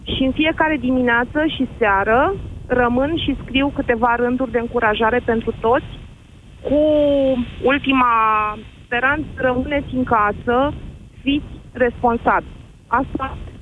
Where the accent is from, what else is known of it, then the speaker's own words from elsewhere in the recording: Drăgășani, Vâlcea County, Romania; Eu sunt din zona Drăgășanului